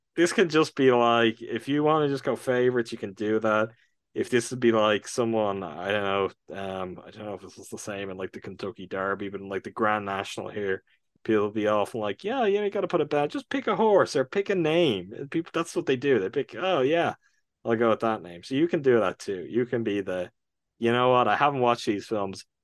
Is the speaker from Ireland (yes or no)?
yes; Ireland; my home country